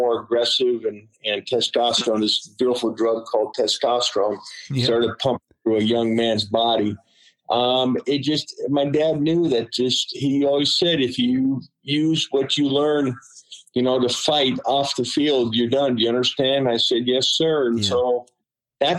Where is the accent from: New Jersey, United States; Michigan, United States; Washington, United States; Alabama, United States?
Washington, United States; Seattle; I grew up in South Seattle